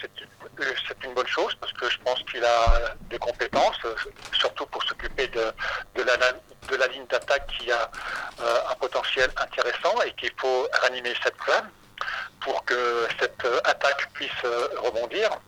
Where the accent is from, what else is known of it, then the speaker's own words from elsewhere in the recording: Algeria; now in France; chez nous en Algérie